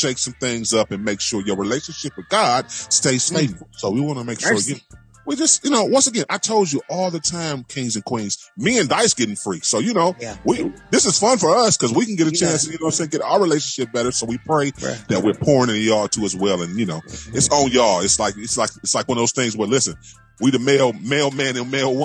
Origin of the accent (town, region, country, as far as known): Cleveland, Ohio, United States; born or raised there